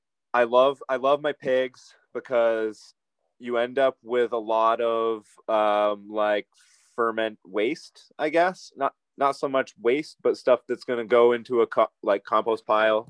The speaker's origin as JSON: {"language": "English", "region": "East Coast", "country": "United States", "tie": "born or raised there", "said": "I grew up on the East Coast"}